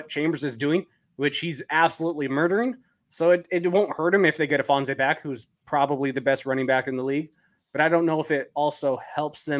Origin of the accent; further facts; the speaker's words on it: Washington, United States; I grew up in Washington State.